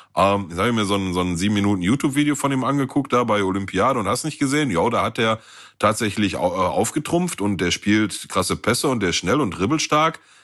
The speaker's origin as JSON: {"language": "German", "town": "Gelsenkirchen", "region": "North Rhine-Westphalia", "country": "Germany", "said": "bei uns in Gelsenkirchen Süd"}